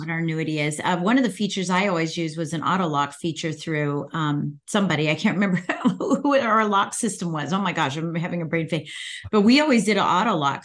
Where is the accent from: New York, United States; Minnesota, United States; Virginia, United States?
Virginia, United States; Northern; I'm from Virginia. I'm in from Northern Virginia, so I, I'm outside of D C